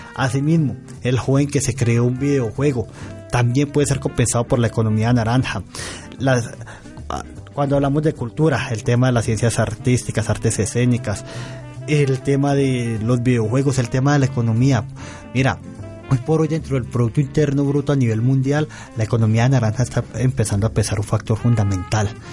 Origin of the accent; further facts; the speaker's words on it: Sevilla, Valle del Cauca, Colombia; en el norte del valle, de mi tierra específicamente